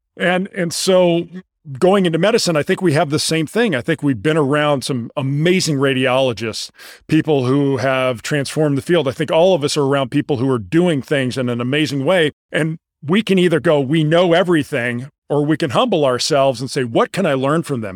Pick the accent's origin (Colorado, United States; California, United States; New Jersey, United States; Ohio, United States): California, United States; La Jolla; moved away as an adult; also born or lived in Houston, Texas; I grew up in La Jolla, California.